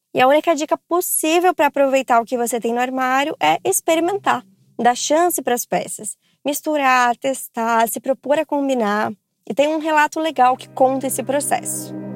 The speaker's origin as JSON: {"language": "Portuguese", "region": "interior of São Paulo", "country": "Brazil", "said": "eu sou aqui do interior de São Paulo"}